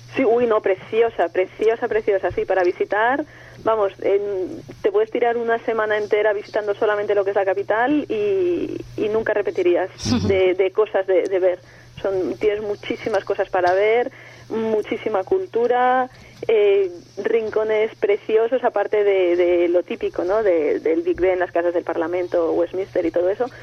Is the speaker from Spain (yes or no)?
yes; Spain; now in Bracknell, United Kingdom; echar de menos España mucho